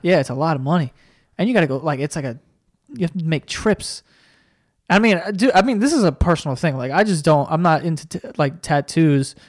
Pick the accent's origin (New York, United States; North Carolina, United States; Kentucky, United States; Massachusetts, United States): New York, United States; we're from New York